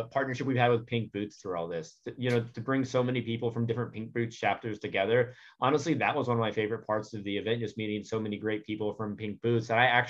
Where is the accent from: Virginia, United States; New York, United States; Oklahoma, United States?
Virginia, United States; Norfolk; So thanks again for coming to my hometown of Norfolk.